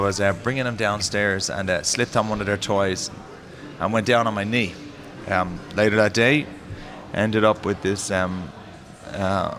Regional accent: Blackrock, Leinster, Ireland; accent: Irish; now in New Orleans, United States; I'm from a little town called Black Rock

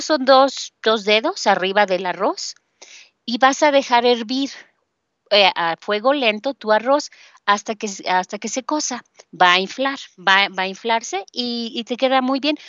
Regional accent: Mexico City, Mexico; de la Ciudad de México

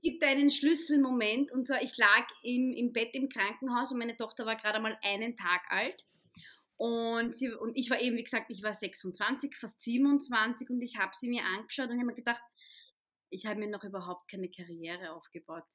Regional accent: Vienna, Austria; ich bin Wienerin, Muslima mit ägyptischen Wurzeln

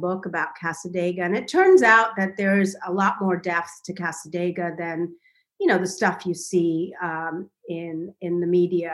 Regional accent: India; now in United States; I grew up in India

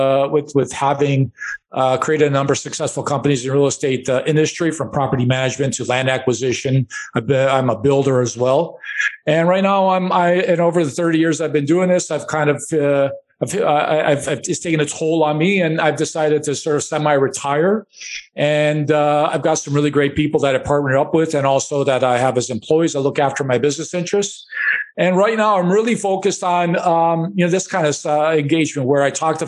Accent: Chicago, Illinois, United States; I grew up in Chicago, and we lived in a one-bedroom apartment

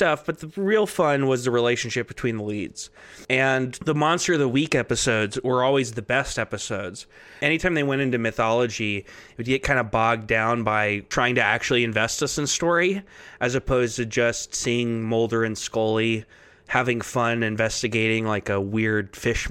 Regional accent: Texas, United States; moved away; I'm from Texas originally

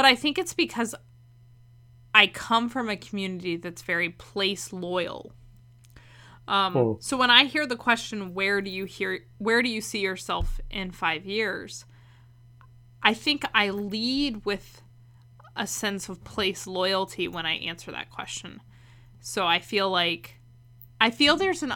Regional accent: Tidewater, Virginia, United States; moved away as an adult; also born or lived in Blacksburg, Virginia; now in Northern Virginia, United States; I've spent my whole life in Virginia. Like, mm-hmm. I grew up in Tidewater.

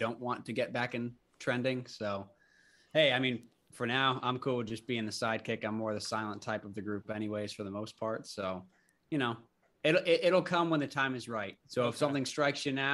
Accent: Maine, United States; moved away as an adult; also born or lived in Connecticut / Massachusetts; I'm from Maine originally. I lived in Connecticut for 3 years after going to college in Massachusetts

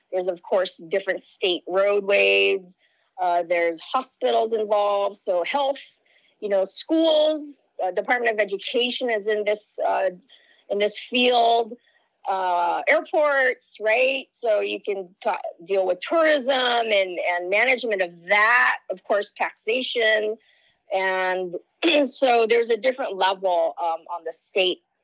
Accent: Lahaina, Hawaii, United States; I'm from Lahaina, Maui, Hawaii

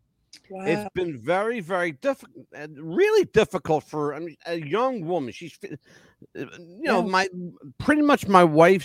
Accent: Philadelphia, Pennsylvania, United States; moved away; I'm from Philadelphia, but I'm not in Philadelphia.

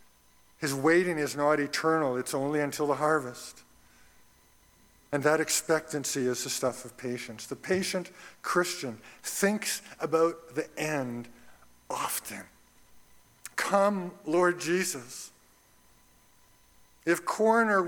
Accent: Red Deer, Alberta, Canada; I grew up in Red Deer, Alberta

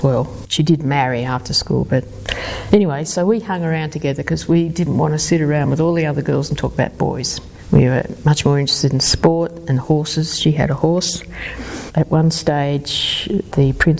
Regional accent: Melbourne, Victoria, Australia; also born or lived in London; I was born in London just because my parents happened to be over there. But I did grow up in Melbourne

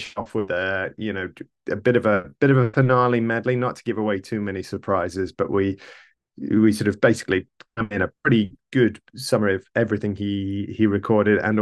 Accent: Carlisle, North West England, United Kingdom; I'm from Carlisle originally rather than Texas

